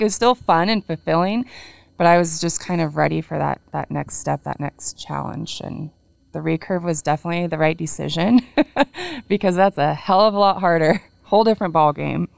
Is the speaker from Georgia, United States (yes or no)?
no; Washington, United States; we're both from Washington. Mm-hmm. Um, his family is on the east side, mine's on the west, so we live close to my family